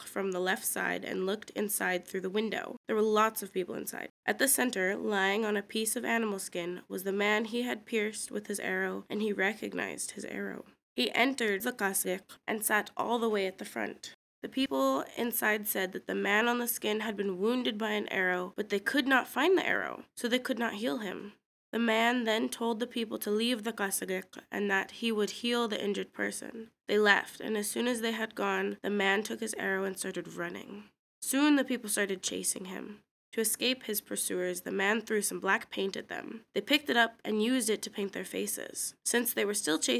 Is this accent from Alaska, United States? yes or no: yes; Kodiak, Alaska, United States; also born or lived in Afognak; I was born and raised in Kodiak